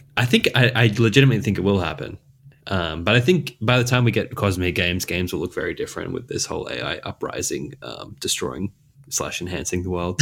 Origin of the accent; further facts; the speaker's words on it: Australia; accent: mild Australian; a person who lives in Australia, I've got a pretty mild accent